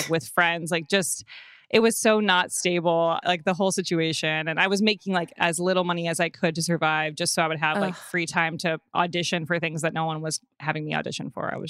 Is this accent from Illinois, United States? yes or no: yes; Evanston, Illinois, United States; Yeah, I grew up in Evanston, right outside of Chicago.